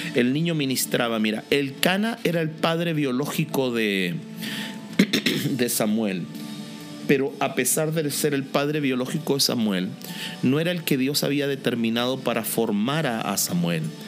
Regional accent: Linares, Maule, Chile; Yo soy chileno, nací en Linares

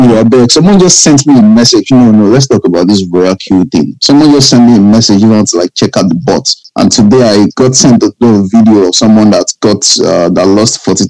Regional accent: Nigeria; I'm Nigerian.

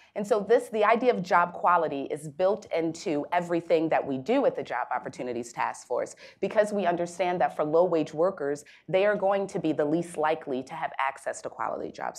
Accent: Baltimore, Maryland, United States; a young African-American female born and raised in Baltimore City

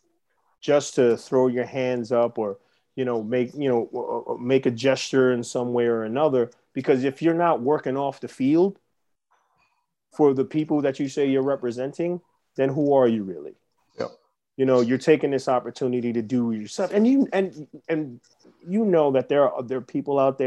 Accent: New York City, New York, United States; growing up in the Bronx

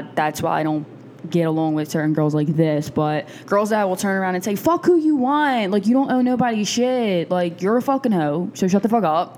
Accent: Philadelphia, Pennsylvania, United States; we're from South Philly

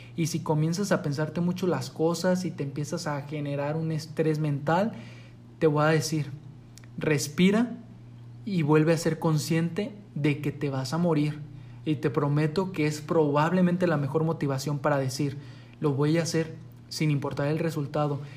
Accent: Mexico; en nuestro país, aquí en México

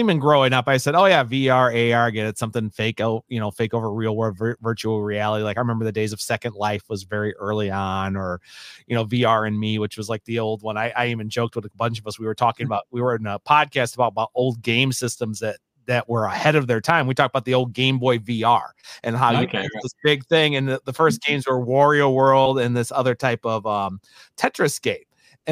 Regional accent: Illinois, United States; also born or lived in California; I live here in Illinois in the States in the Midwest, and I have majority of my life, but I'm originally from California. I was only there until I was about 2 years old

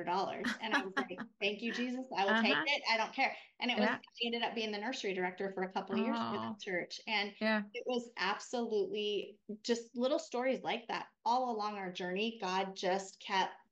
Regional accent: Montana, United States; now in Texas, United States; Rob and I are actually both from Montana.

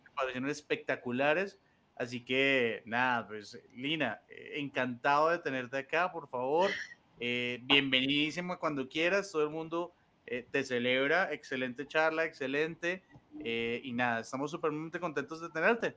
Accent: Colombia; los colombianos somos muy recursivos

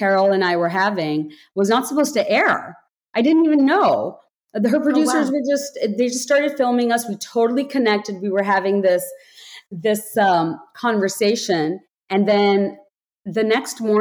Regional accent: Bangladesh; moved away; I grew up in Bangladesh, deeply patriarchal society

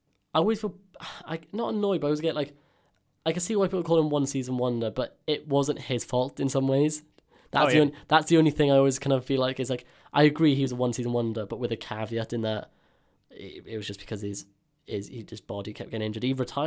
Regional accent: Swansea, Wales, United Kingdom; I feel bad because obviously I'm from Swansea, so I follow Swansea

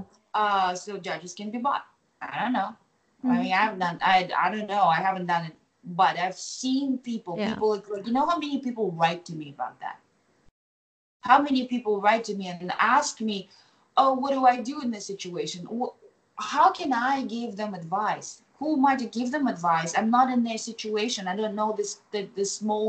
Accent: Kazakhstan; first language Kazakh; English is a second language; now in United States; I will express myself in Kazakh, right? Because it's my native tongue

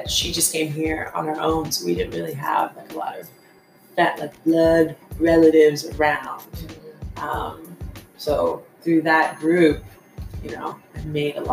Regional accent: Calgary, Alberta, Canada; I'm from Calgary, Alberta

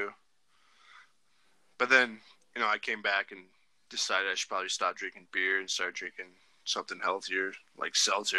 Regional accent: Washington, United States; moved away as an adult; now in Dillon, United States; I grew up in Washington, but I'm not going to lie, I love Montana. I've been here for, it's been almost 5 years now

